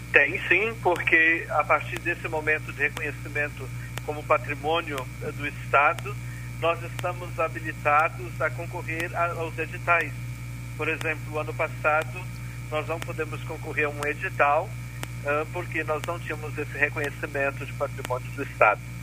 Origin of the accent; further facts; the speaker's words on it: Unaí, Minas Gerais, Brazil; also born or lived in Rio Grande do Sul; now in Pelotas, Brazil; eu sou um mineiro uh, uh, morando no Rio Grande do Sul. Eu sou de Unai, Minas Gerais, noroeste do estado